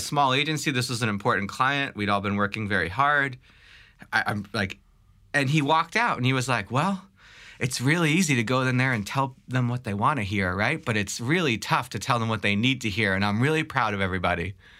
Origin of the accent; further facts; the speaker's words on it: Long Island, New York, United States; also born or lived in Staten Island / Brooklyn; I grew up, uh, from Brooklyn, from Staten Island to Brooklyn to Long Island.